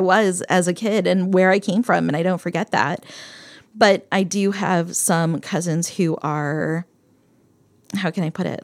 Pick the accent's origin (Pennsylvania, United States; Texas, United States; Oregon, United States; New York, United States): Pennsylvania, United States; Bethlehem; moved away; I grew up in Bethlehem, Pennsylvania